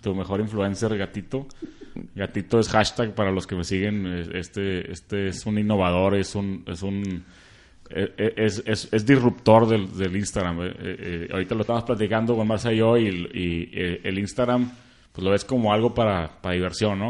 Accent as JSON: {"language": "Spanish", "town": "Monterrey", "region": "Nuevo León", "country": "Mexico", "said": "somos los regios"}